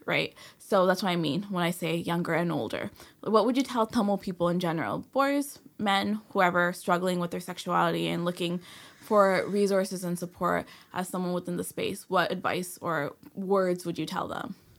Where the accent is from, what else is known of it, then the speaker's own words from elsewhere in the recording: Toronto, Ontario, Canada; growing up in Escobar